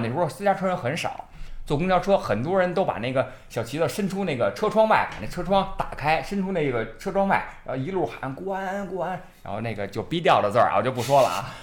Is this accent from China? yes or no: yes; Beijing, China; 我呢，这个住址呢，就是老南城人啊，这个磁器口一带长大的